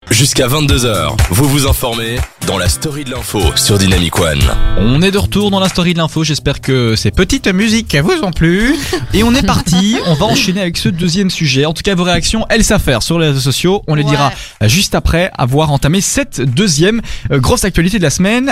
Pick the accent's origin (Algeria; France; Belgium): Belgium; chez nous en Belgique